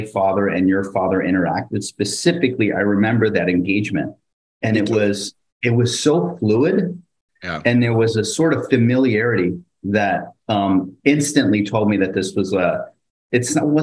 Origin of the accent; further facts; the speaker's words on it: North Bergen, New Jersey, United States; I grew up in North Bergen, New Jersey, near the Hudson River